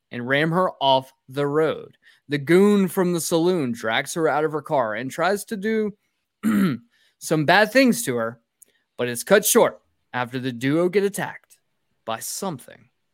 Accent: North Georgia, United States; we're from North Georgia, where deers are absolutely rampant here

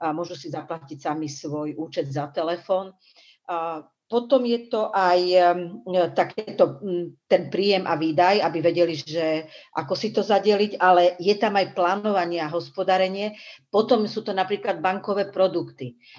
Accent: Michalovce, Košice Region, Slovakia; ja som z Michaloviec

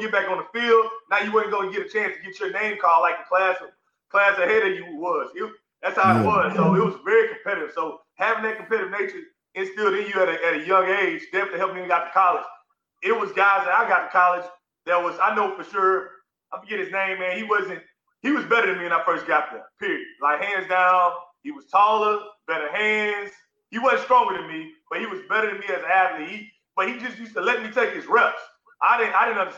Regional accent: Humble, Texas, United States; growing up in Humble, it was very competitive

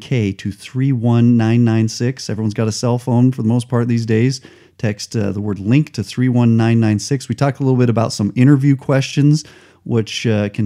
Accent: Albuquerque, New Mexico, United States; moved away; I grew up in Albuquerque

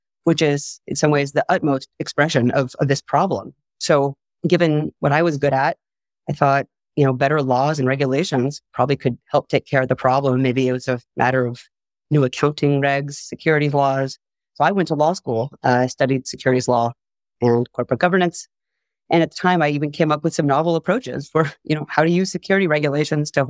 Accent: San Diego, California, United States; I am from San Diego

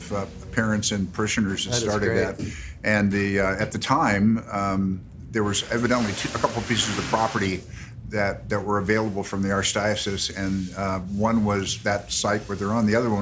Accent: Los Angeles, California, United States; I grew up on Lower Bienvenida, and spent my whole life in the Palisades. And never, that's the only place I've ever lived.

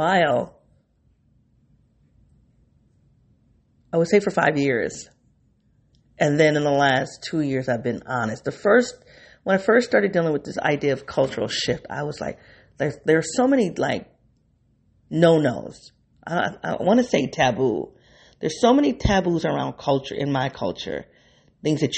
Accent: Midwest, United States; I'm a Midwesterner.

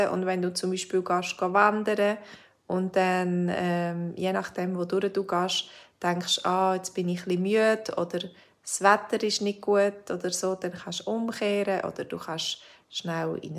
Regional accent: Switzerland; ich bin ja selber Schweizerin, aber ich habe noch lange nicht alles gesehen in der Schweiz.

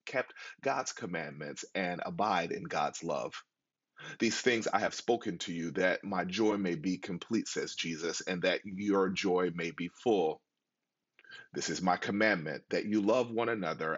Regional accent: Buffalo, New York, United States; moved away; my hometown of Buffalo, New York

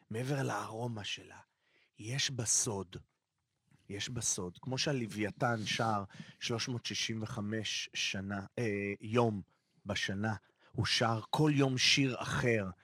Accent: Israel; נקודת הפנים שלי, ישראל. אה, וואלה, מהמקום הקלישאה הכי פשוטה. פה נולדתי, פה גודלים ילדיי

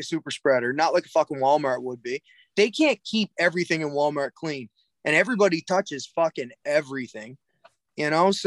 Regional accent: Cape Breton, Nova Scotia, Canada; also born or lived in Alberta; Cape Breton admits we're from Nova Scotia. We're from Cape Breton

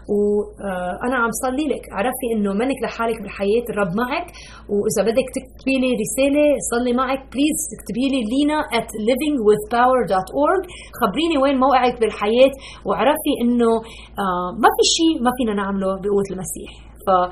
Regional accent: Lebanon; now in Chicago, United States; انا اصولا من لبنان ربيت بلبنان

